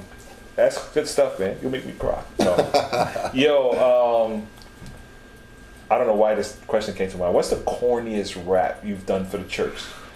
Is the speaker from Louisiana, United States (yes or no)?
no; New York City, New York, United States; You know, we're from the Bronx.